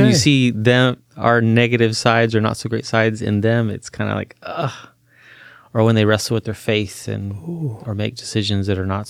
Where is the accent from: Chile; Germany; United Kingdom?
Chile; My dad was a Boy Scout and did all that, but then I grew up in Chile, South America, and there wasn't that, so he didn't get to do that with me.